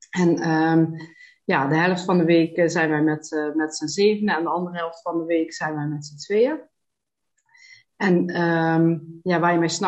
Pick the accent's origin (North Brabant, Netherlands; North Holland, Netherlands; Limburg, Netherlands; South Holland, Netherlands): Limburg, Netherlands; Panningen; ik ben geboren en getogen in Panningen, dat is Noord-Limburg, daar woon ik nog altijd. Ik woon daar samen met eh, mijn partner Maurice.